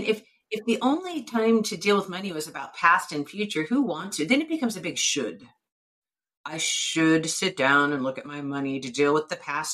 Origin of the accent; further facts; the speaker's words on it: United States; I'm self-employed and I'm an American